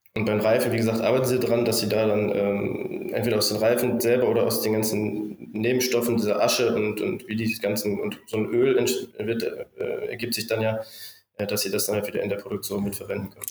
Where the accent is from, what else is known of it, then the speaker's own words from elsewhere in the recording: Bielefeld area, North Rhine-Westphalia, Germany; moved away as an adult; wieder in meiner Heimat hier in Richtung Bielefeld zu ziehen